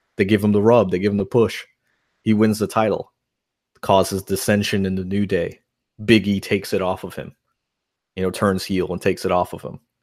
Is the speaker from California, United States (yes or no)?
no; New York, United States; moved away; I grew up in New York